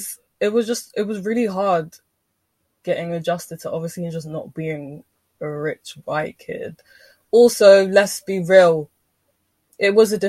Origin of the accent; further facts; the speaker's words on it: Nigeria; I'm Nigerian